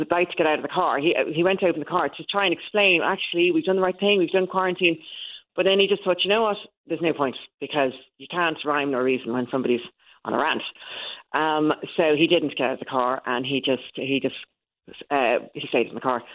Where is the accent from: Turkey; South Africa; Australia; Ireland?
Ireland; now in England; I'm Irish.